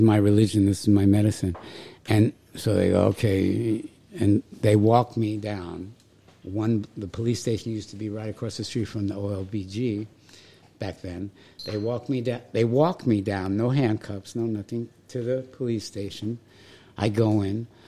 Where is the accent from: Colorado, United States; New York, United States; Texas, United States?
New York, United States; New York City; moved away; also born or lived in Vermont / Gainesville, Florida; I grew up in New York City